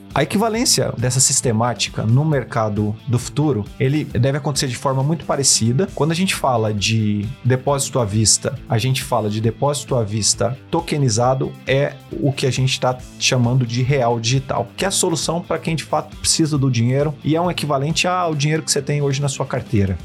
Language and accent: Portuguese; São José do Rio Preto, São Paulo, Brazil; moved away as an adult; now in São Paulo, Brazil; sou do interior de São Paulo, cidade de São José do Rio Preto. Estou em São Paulo há 14 anos